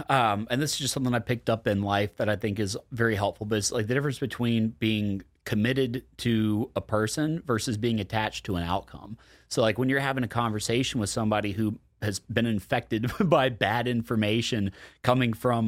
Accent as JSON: {"language": "English", "region": "Deep South", "country": "United States", "tie": "born or raised there", "said": "I grew up in the Deep South. Like, we're the obesest of them all in a very obese country."}